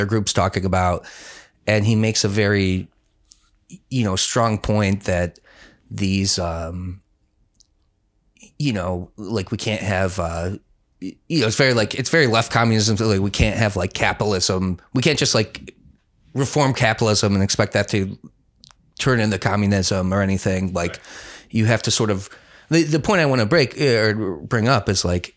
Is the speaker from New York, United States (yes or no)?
no; Cleveland, Ohio, United States; accent: Cleveland; my Cleveland accent